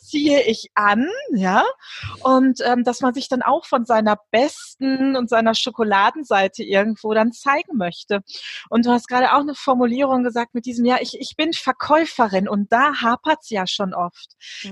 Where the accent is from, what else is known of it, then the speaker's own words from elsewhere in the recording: Germany; bei uns in Deutschland